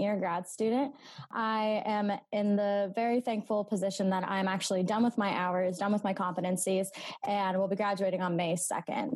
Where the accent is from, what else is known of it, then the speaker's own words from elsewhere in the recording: Meadville, Pennsylvania, United States; I'm from Meadville, PA. So uh, local girl